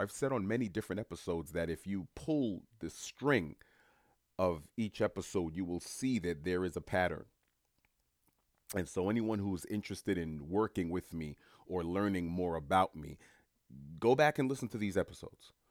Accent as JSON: {"language": "English", "town": "New York City", "region": "New York", "country": "United States", "moved": "yes", "lives_now": "Florida, United States", "said": "I'm from New York City."}